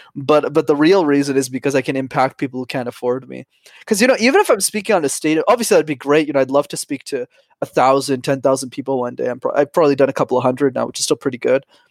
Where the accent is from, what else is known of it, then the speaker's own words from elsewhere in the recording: Montreal, Quebec, Canada; I'm born and raised in Montreal